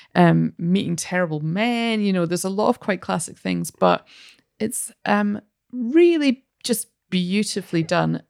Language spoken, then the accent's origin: English; Scotland, United Kingdom; as a Scottish person